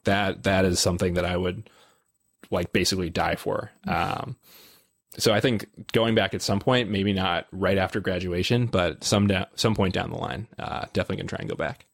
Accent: Illinois, United States; I'm from Illinois

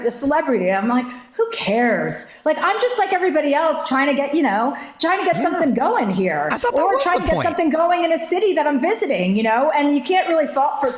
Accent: New Jersey, United States; I'm from New Jersey.

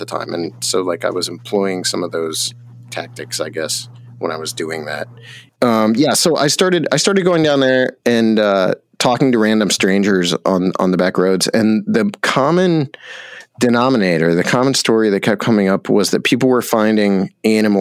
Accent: Bolivar, Ohio, United States; the small town I grew up in Northeast Ohio, which is called Bolivar

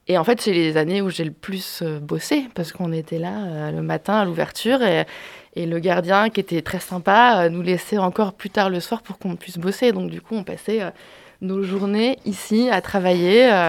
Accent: Rennes, Brittany, France; Je venais de Rennes avant d'aller en Bourgogne. Je voulais rester dans l'Ouest parce que j'avais quand même une attache familiale euh, dans la région, en Anjou. Et, euh, mes parents, ma famille étaient à Rennes

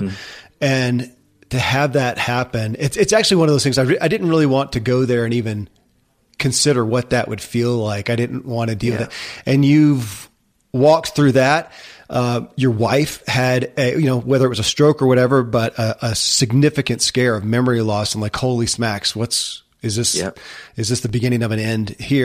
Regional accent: Kentucky, United States; born or raised there

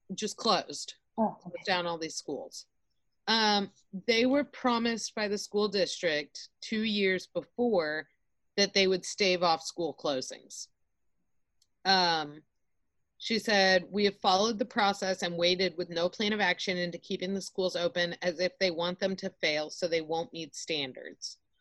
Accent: Austin, Texas, United States; moved away; I grew up in Austin

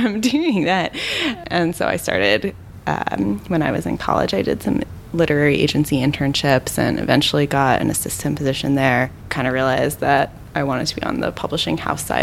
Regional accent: Pennsylvania, United States; I'm from Pennsylvania, and in Pennsylvania, every high school senior has to do this project

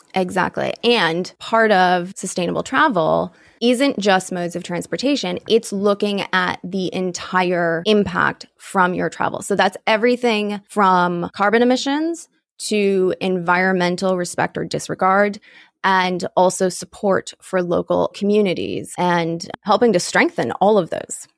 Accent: United States; still be in my home state.

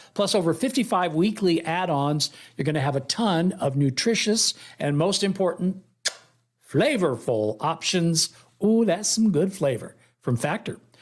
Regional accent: Oakland, California, United States; moved away; my hometown

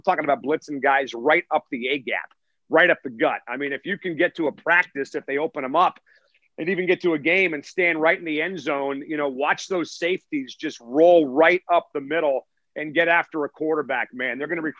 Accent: Seattle, Washington, United States; I'm 47 years old. I was born and raised in Seattle, so I've never really been anywhere else.

